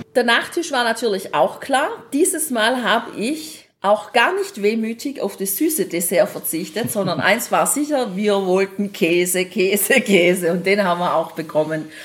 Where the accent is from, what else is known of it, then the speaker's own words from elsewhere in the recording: Germany; wir kommen aus Deutschland